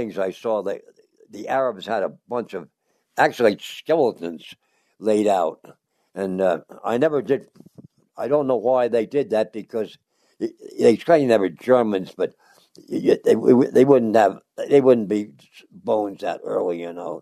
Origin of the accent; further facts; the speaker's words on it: Lansdowne, Pennsylvania, United States; also born or lived in Philadelphia; I was born in Philadelphia in 1921, and I grew up in a suburb called Lansdowne, PA